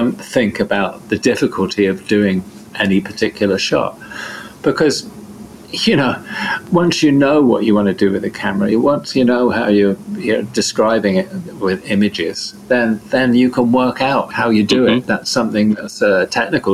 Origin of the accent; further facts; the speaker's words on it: Devon, South West England, United Kingdom; I'm from Devon in southern England